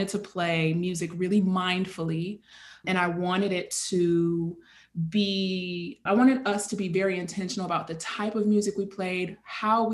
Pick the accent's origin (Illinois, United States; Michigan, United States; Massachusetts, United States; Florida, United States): Illinois, United States; Chicago; moved away as an adult; now in Brooklyn, United States; I am born and raised in Chicago